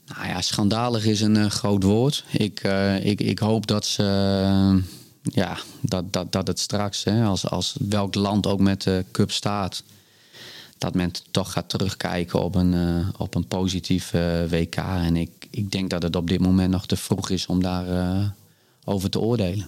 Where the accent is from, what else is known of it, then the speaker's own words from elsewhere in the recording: Groningen, Netherlands; GC Groningen. Ja, die Mijn oude club waar ik opgegroeid ben als de jeugdvoetballer